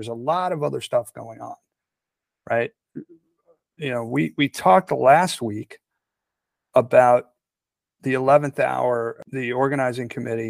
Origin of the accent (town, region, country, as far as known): United States